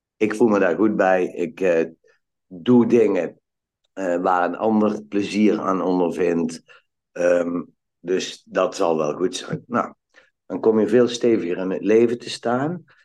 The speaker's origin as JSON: {"language": "Dutch", "town": "Valkenburg aan de Geul", "region": "Limburg", "country": "Netherlands", "tie": "born or raised there", "also_born_or_lived": "Eindhoven", "moved": "yes", "said": "ik ben geboren in Valkenburg aan de Geul. En mijn ouders die hadden een hotel"}